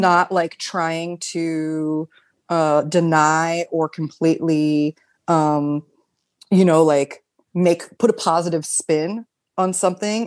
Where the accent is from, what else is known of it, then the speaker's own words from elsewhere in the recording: United States; moved away as an adult; now in Berlin, Germany; I'm an American. Uh, I've lived in Berlin for almost eight years